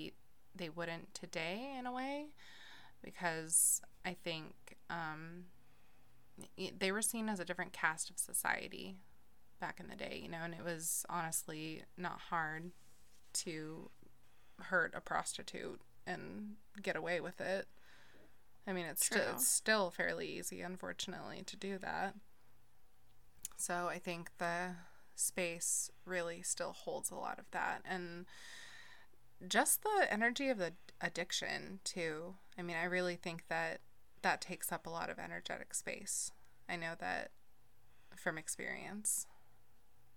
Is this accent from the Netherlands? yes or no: no; Portland, Oregon, United States; I'm from the Portland area